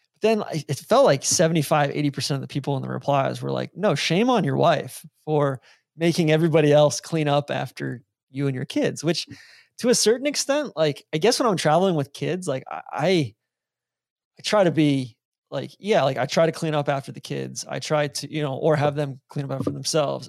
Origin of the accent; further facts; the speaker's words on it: Atlanta, Georgia, United States; moved away; also born or lived in Jacksonville; being from Atlanta